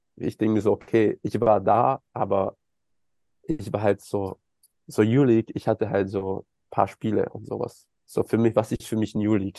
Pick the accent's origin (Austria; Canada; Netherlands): Austria; moved away; also born or lived in Los Angeles, United States / Germany; ich als Österreicher